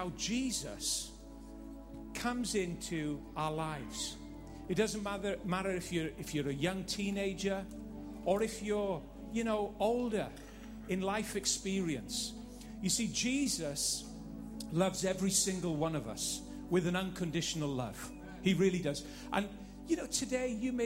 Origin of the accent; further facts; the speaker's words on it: Northern Ireland, United Kingdom; Living in Northern Ireland, growing up in Northern Ireland